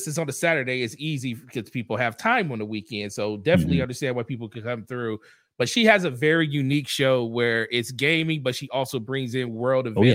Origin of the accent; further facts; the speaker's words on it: Michigan, United States; I'm from Michigan